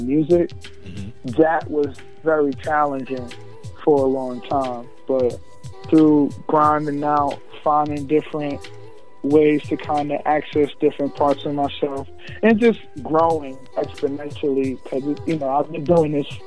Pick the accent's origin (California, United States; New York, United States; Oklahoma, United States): New York, United States; now in Pennsylvania, United States; I came from New York, you know what I'm saying, born and raised